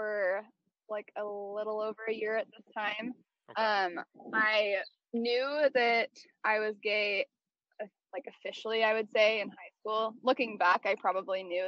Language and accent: English; Tacoma, Washington, United States; also born or lived in Portland, Oregon; for the first 6 years of my life, I lived there. And then my family moved to like the Tacoma area